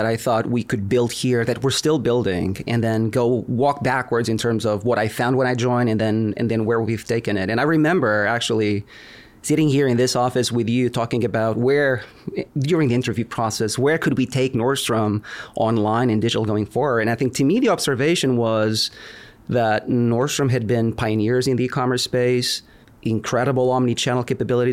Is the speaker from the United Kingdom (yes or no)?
no; Lisbon, Portugal; moved away as an adult; also born or lived in California; now in United States; I was born and raised in Lisbon, Portugal. I've been in the U.S. for about 20 years now.